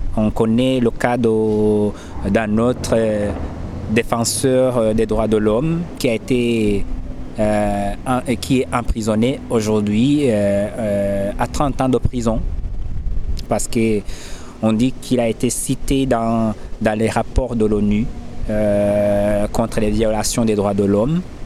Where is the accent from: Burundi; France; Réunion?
Burundi; moved away as an adult; j'ai mes parents qui se trouvent au Burundi